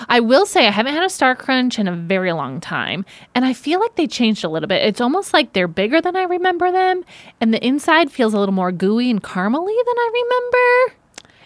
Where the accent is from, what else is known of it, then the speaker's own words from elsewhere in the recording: St. Joseph, Michigan, United States; accent: Michigan; moved away; I grew up in Saint Joseph, Michigan